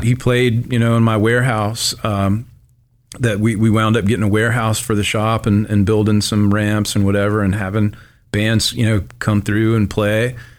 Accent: Tupelo, Mississippi, United States; I grew up in Tupelo, uh, my whole life

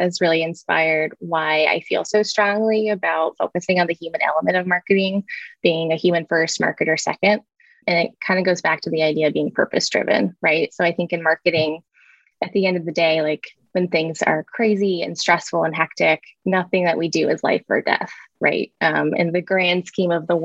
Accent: Columbus, Ohio, United States; I worked at a branding and marketing agency in my hometown of Columbus, Ohio

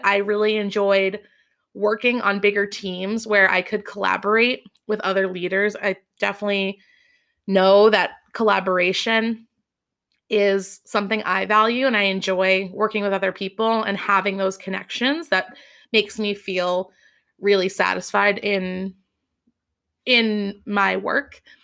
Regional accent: Massachusetts, United States; also born or lived in Boston / Amherst; I grew up in Massachusetts

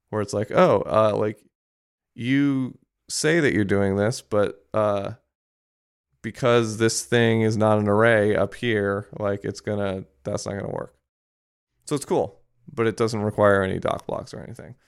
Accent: Japan; moved away; I grew up in Japan

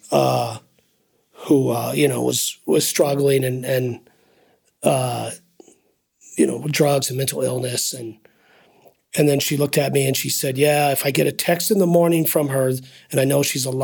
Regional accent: United States; I'm an American

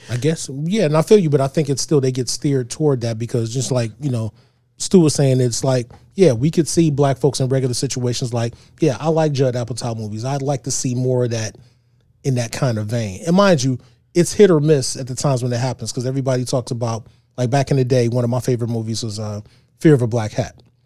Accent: East Cleveland, Ohio, United States; I grew up in East Cleveland.

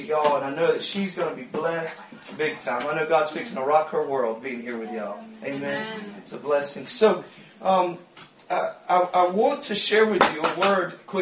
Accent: Georgia, United States; I'm from Georgia.

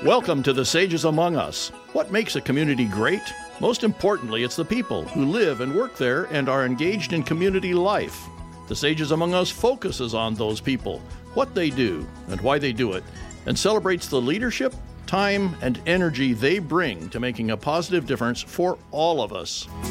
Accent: Grass Valley, California, United States; So I was born and raised in Grass Valley, California.

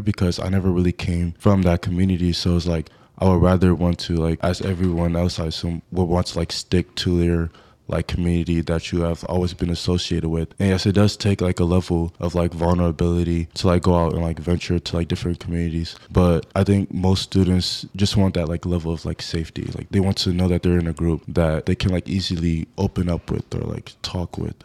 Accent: Rochester, New York, United States; moved away as an adult; now in Syracuse, United States; My hometown is in Rochester, New York, upstate New York.

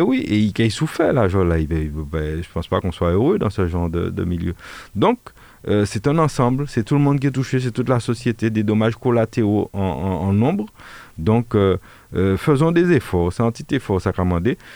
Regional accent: Martinique; nous sommes ici en Martinique

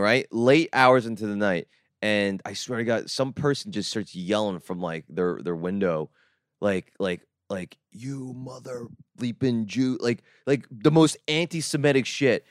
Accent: Jersey Shore, New Jersey, United States; I grew up in the Jersey Shore

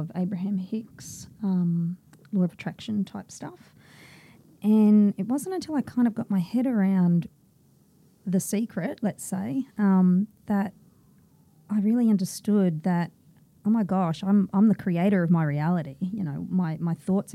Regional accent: Brisbane, Queensland, Australia; Born in Brisbane

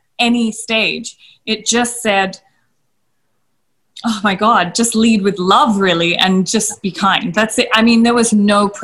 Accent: Australia; moved away as an adult; now in India; when I was in Australia, I didn't really maybe acknowledge the fact that I was Indian so much because I was raised in such a Western community

